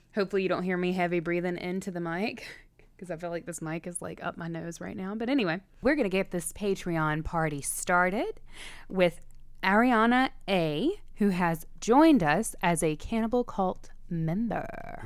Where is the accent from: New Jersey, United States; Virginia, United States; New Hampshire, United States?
Virginia, United States; I grew up in Virginia.